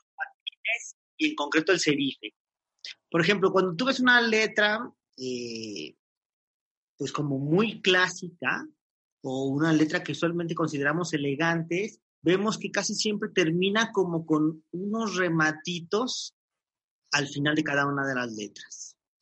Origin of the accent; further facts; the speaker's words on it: Mexico; para nosotros como mexicanos